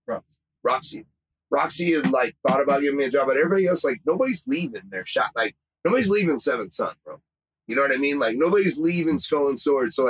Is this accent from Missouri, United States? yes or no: yes; Columbia, Missouri, United States; moved away as an adult; also born or lived in San Francisco / Fort Wayne / St. Louis / Houston; I was from Columbia, which is 2 hours. It's 2 hours west of St. Louis